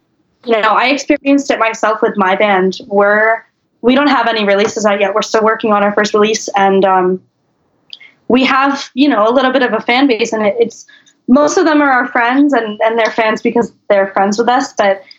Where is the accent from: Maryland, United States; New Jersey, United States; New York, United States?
Maryland, United States; I'm from Maryland